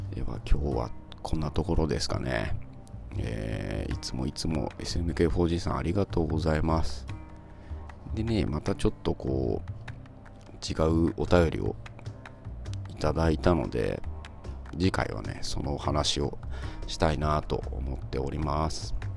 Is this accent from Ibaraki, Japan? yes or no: yes; Ibaraki, Japan; 僕茨城なんですけど